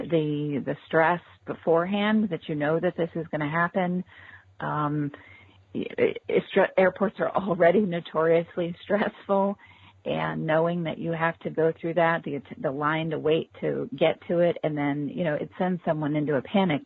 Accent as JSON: {"language": "English", "area": "Orange County", "region": "California", "country": "United States", "tie": "born or raised there", "also_born_or_lived": "Los Angeles, California", "moved": "yes", "said": "I grew up in Orange County, California, and uh, Los Angeles"}